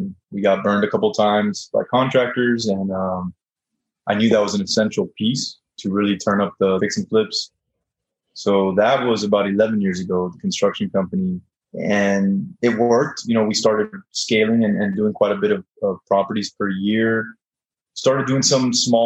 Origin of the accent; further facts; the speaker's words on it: South Florida, United States; moved away as an adult; now in Dallas, United States; I'm originally from South Florida, and now I live in Dallas